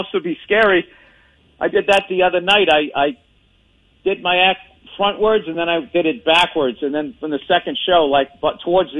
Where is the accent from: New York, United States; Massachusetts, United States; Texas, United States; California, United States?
Massachusetts, United States; Boston; accent: Boston; a Boston accent